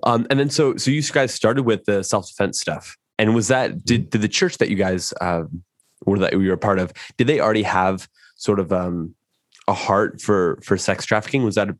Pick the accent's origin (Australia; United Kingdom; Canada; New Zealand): New Zealand; I'm from New Zealand.